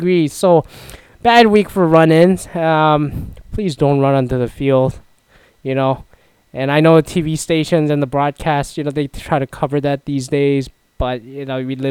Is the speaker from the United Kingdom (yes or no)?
no; Toronto, Ontario, Canada; now in Seattle, United States; I'm from Toronto